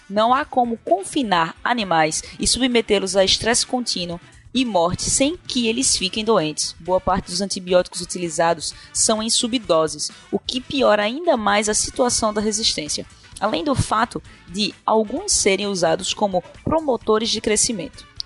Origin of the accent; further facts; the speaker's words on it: Recife, Pernambuco, Brazil; sou de Recife e parabéns por discutirem esse tema tão importante.